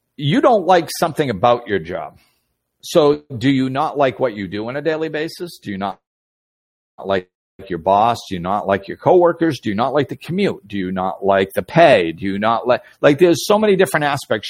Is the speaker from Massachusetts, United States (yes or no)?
yes; Massachusetts, United States; moved away; Nicole and Buddy are watching who I grew up with in Massachusetts.